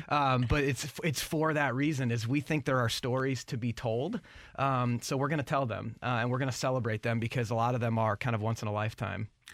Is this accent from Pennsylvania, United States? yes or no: no; St. Louis, Missouri, United States; born and raised in Saint Louis